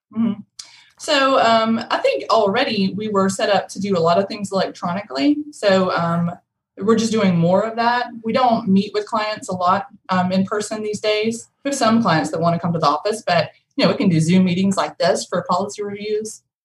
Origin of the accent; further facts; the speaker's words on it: Powder Springs, Georgia, United States; now in Rome, United States; I grew up in Powder Springs, but I've lived here in Rome all of my adult life.